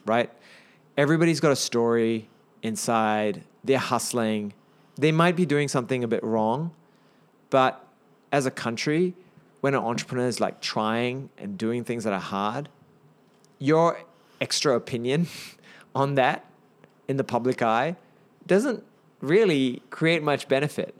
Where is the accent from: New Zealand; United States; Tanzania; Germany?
New Zealand; Napier, Hawke's Bay; also born or lived in Auckland, New Zealand; I'm a Kiwi went to Napier Boys and University of Auckland